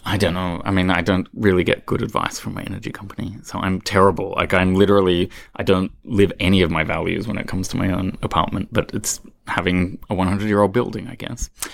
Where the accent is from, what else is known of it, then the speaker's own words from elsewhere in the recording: Australia; moved away as an adult; I being an Australian